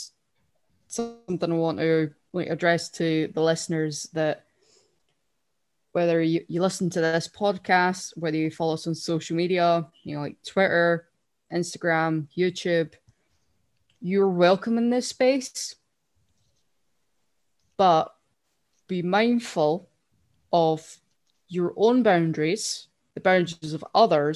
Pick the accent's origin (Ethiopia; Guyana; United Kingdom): United Kingdom; Scotland; I'm Scottish.